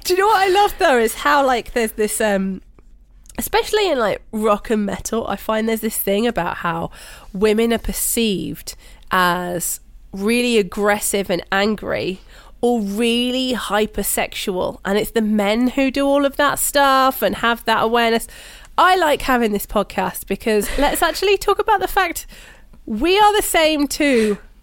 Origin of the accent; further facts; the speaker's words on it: United Kingdom; I'm British